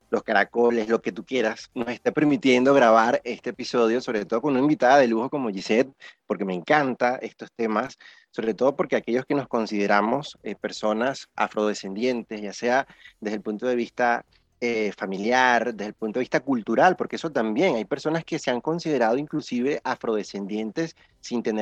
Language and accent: Spanish; Venezuela; nuestra forma o nuestra cultura como venezolanos